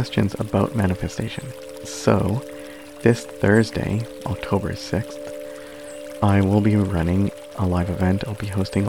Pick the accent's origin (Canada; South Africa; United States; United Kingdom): Canada; I'm Canadian